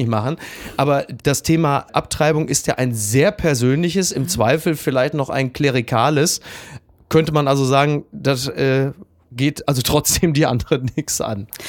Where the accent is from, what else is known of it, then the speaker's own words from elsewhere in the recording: Ruhr area, North Rhine-Westphalia, Germany; bei uns im Ruhrgebiet